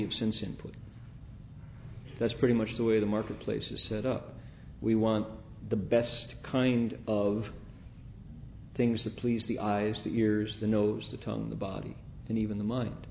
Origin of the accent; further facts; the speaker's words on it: Toledo, Ohio, United States; moved away; also born or lived in Bay Area; Growing up in Toledo